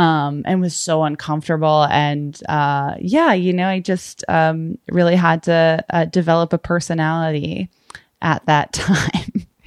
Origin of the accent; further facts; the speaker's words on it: Brockton, Massachusetts, United States; moved away; I grew up in, uh, Massachusetts, in Brockton, Mass, and most of my family is still over there now